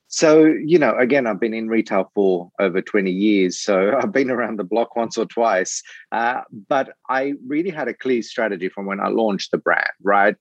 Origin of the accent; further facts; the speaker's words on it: Australia; moved away; I'm originally from Australia